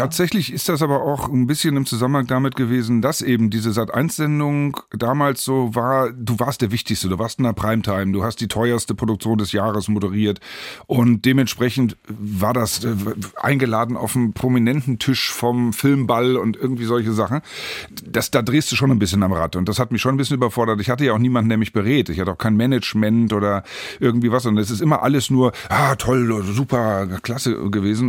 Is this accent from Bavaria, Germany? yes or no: no; Hanover, Lower Saxony, Germany; Geboren und aufgewachsen und geblieben in Hannover